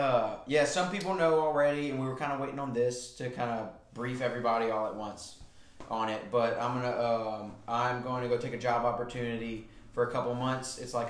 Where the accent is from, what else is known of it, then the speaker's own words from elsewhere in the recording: Sulphur, Louisiana, United States; Sulphur, Louisiana.